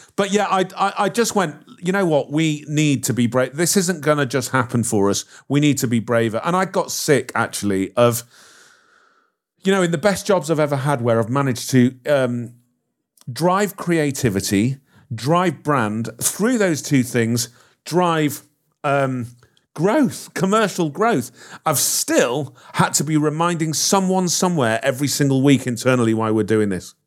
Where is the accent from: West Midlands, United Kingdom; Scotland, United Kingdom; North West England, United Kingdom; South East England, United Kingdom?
North West England, United Kingdom; Liverpool; I'm from Liverpool